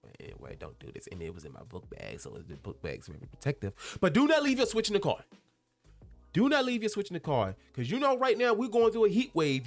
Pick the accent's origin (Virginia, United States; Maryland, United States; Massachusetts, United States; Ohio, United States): Virginia, United States; Henrico County; my hometown, um, in Henrico County